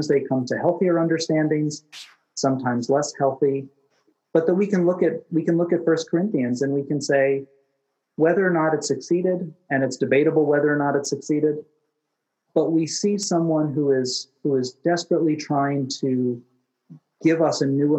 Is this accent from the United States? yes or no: yes; United States; as an American citizen